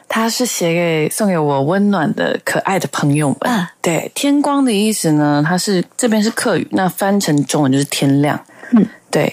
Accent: Taiwan; first language Mandarin Chinese and Hakka; 本身是台湾人嘛，对，然后爸爸呢是台湾客家人

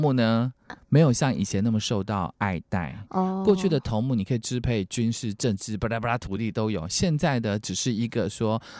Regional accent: Jinlun, Taitung County, Taiwan; 那因为我们金轮呢有跟卑南族，其实，在卑南族那时候，呃，所谓卑南王他的势力蛮大的，所以我们台东这边的排湾族其实有很多跟卑南有点影响

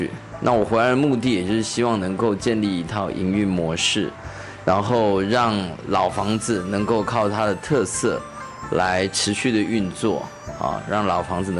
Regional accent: Hsinchu County, Taiwan; born there; also born or lived in Taipei; 我是在这个房子里面出生的，在求学的时间，其实呃父亲就呃举家，我们就迁到台北去了。

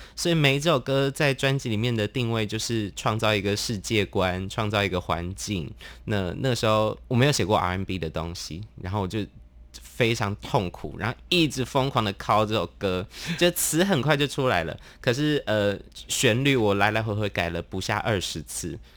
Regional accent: Tainan, Taiwan; moved away as an adult; also born or lived in Taipei; 因为我高中读台南，我就是台南人

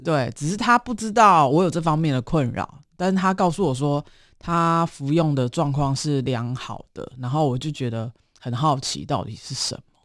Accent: Zhongli, Taoyuan, Taiwan; 我是桃园的中立人，土生土长的。然后之前大概有十几年的时间在外地打拼吧

